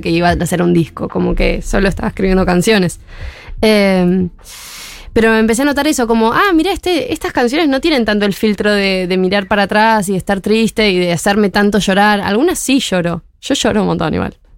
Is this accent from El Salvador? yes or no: no; Córdoba, Argentina; yo soy de Córdoba